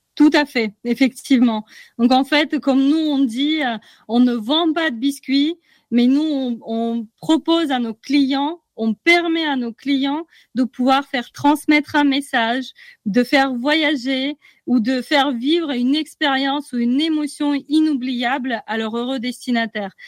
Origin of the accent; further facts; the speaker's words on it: Russia; moved away; je viens de Russie. Donc, je suis rentrée chez moi